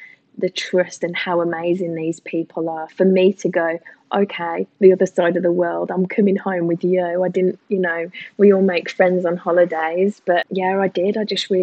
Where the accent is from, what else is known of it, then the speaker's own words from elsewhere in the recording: England, United Kingdom; moved away as an adult; now in Australia; I'm typically English